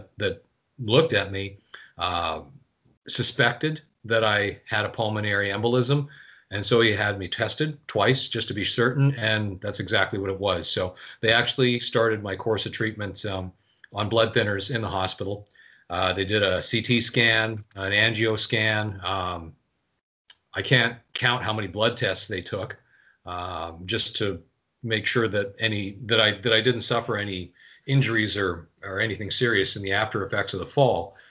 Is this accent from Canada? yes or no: yes; Winnipeg, Manitoba, Canada; now in Quebec, Canada; my hometown of Winnipeg